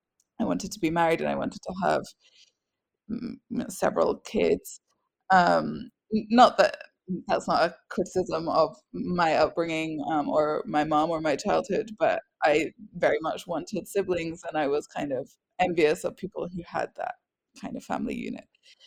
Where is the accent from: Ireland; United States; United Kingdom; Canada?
United Kingdom; Scotland; accent: strange; also born or lived in England; now in France; So I am British. I was born in England and I am English, but I grew up in Scotland, which is why I have a strange accent that nobody can make sense of. And I live in France